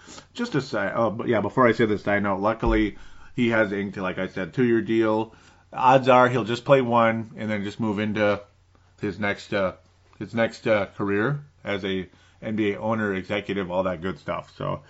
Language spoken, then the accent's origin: English; New Zealand; when I used to accidentally say … from Australia, it's like, actually, I'm from New Zealand.